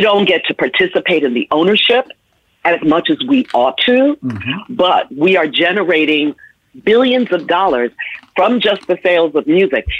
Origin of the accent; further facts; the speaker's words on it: New York City, New York, United States; also born or lived in Washington, D.C.; went to New York, which is my hometown. I grew up in the Bronx and Harlem and Manhattan.